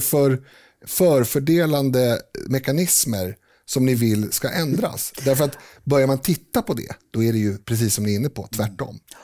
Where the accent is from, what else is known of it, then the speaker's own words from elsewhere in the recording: Sweden; jag definierar mig, definierar mig som svensk